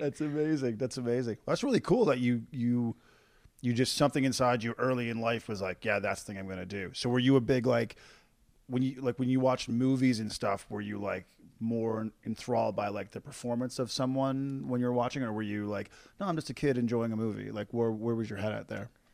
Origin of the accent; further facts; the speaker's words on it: Corner Brook, Newfoundland and Labrador, Canada; I grew up in Cornerbrook, Newfoundland